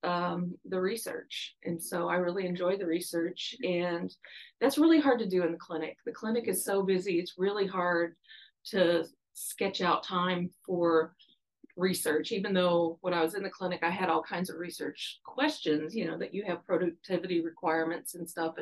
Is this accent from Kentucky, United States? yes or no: yes; Louisville, Kentucky, United States; moved away as an adult; also born or lived in Cleveland, Ohio / Dallas, Texas; now in Arkansas, United States; I ended up in Louisville, Kentucky, to start kindergarten and basically have been in Kentucky the rest of my schooling